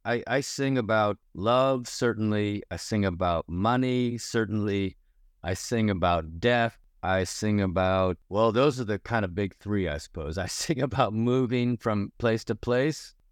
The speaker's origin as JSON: {"language": "English", "region": "Ohio", "country": "United States", "tie": "born or raised there", "also_born_or_lived": "Chicago, United States", "moved": "as an adult", "lives_now": "Toronto, Canada", "said": "being this kind of Midwestern Asian American kid who grew up in a place where there was almost no immediate black community and where I grew up in Ohio"}